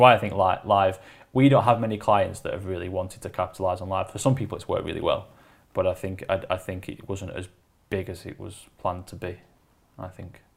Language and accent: English; Wigan, North West England, United Kingdom; I'm from Wigan